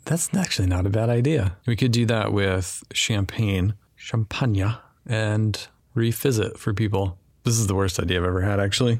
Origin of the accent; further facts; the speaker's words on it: Wyoming, United States; I grew up in Wyoming, and one of our traditions was fried oysters on Christmas morning in Wyoming